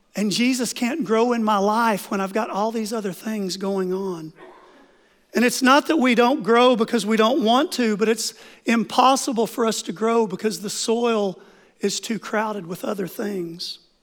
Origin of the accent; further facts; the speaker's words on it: Oklahoma, United States; moved away; I grew up in Oklahoma on five acres